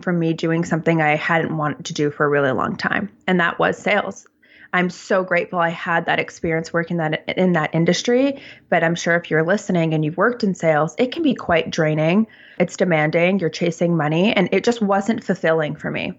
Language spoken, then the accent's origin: English; Toronto, Ontario, Canada; now in Vancouver, Canada; I live in Vancouver, I'm originally from Toronto